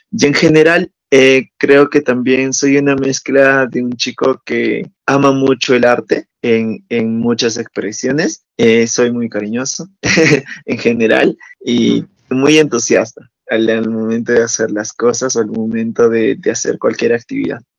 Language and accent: Spanish; Cusco, Peru; Yo soy natural de Cusco, que es donde está Machu Picchu para que se ubique